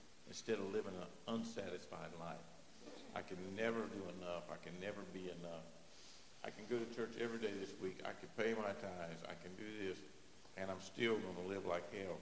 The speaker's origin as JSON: {"language": "English", "region": "North Carolina", "country": "United States", "tie": "born or raised there", "said": "I was raised right here"}